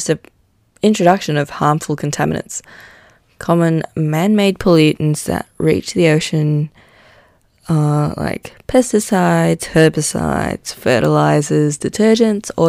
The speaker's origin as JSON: {"language": "English", "town": "Manila", "region": "Metro Manila", "country": "Philippines", "tie": "born or raised there", "moved": "yes", "said": "I grew up in Manila in the Philippines"}